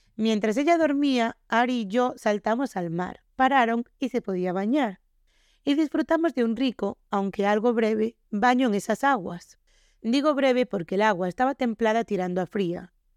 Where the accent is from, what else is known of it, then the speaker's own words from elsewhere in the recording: Galicia, Spain; nosotros somos de Galicia